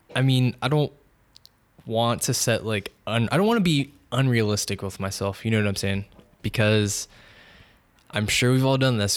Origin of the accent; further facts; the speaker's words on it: San Francisco, California, United States; born and raised in San Francisco